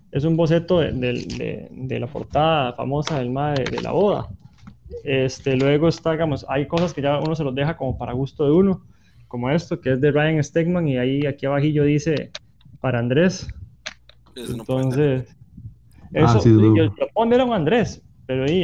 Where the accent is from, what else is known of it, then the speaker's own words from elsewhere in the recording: Moravia, San José, Costa Rica; also born or lived in Alajuela; now in Guanacaste, Costa Rica; yo, nací en Alajuela, vivo en Guanacaste y soy de Moravia.